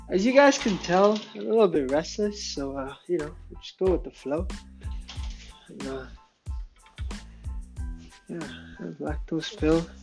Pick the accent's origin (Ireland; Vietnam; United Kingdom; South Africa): United Kingdom; England; accent: English; I tell you how my how audible my English accent is.